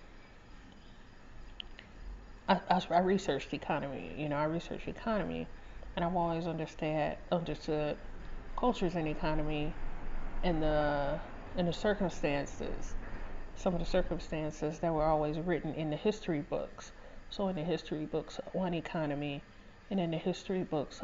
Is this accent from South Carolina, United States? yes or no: no; Detroit, Michigan, United States; also born or lived in North End, Detroit / Hamtramck; I was born and raised in Southwest Detroit